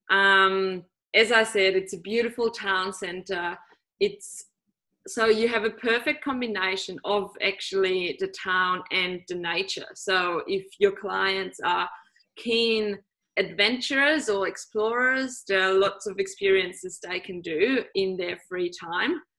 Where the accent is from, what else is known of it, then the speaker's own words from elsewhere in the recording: Salzburg, Austria; it's also my hometown